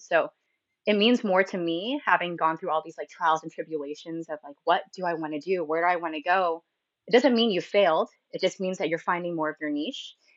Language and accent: English; San Diego, California, United States; also born or lived in Philadelphia / Singapore; I lived I've lived in San Diego essentially my whole life, so I call it my home base